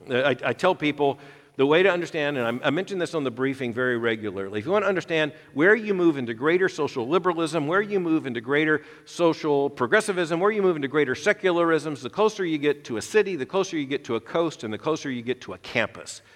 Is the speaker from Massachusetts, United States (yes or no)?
no; Florida, United States; I was a, a boy growing up in Florida during the height of the Cold War